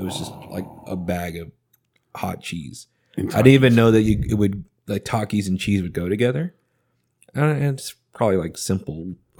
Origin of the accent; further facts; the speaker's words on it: Canada; Sorry, I'm from up north.